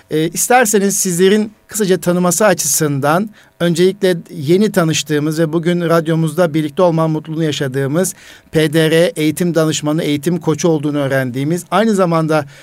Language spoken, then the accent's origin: Turkish; Malatya, Turkey